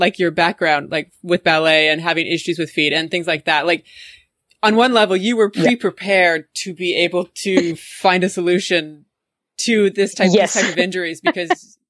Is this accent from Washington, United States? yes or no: yes; Leavenworth, Washington, United States; moved away; I'm originally from Washington State. I am actually originally from Leavenworth.